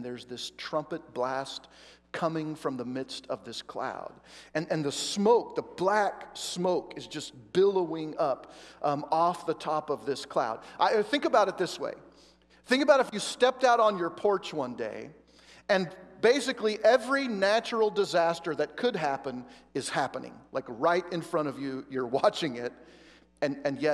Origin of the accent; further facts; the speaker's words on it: Oregon, United States; I grew up in Oregon